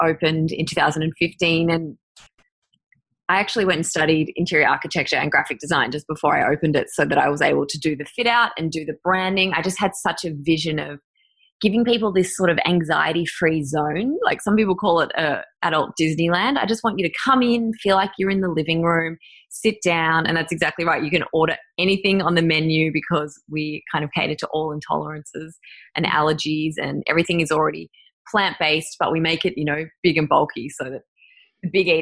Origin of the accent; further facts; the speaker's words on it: Mansfield, Victoria, Australia; also born or lived in Merrijig; now in Melbourne, Australia; I grew up in Mansfield and Merrijig out in the country